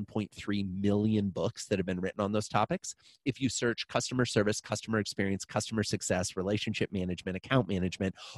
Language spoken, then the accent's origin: English; Iowa, United States; I'm a farm kid. I grew up in Iowa